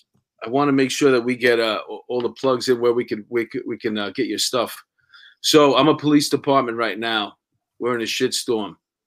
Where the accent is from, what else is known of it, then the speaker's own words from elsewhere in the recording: New York, United States; a chubby New York ex-cop